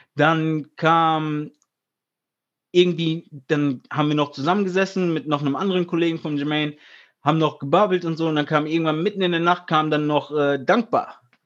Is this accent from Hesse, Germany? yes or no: yes; Friedberg, Hesse, Germany; weil wir sind aus Hessen, weißt du, ich meine, ich bin ursprünglich aus Friedberg